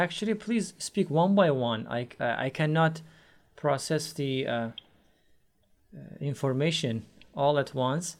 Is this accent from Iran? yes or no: yes; Iran; English is a second language; I am from Iran.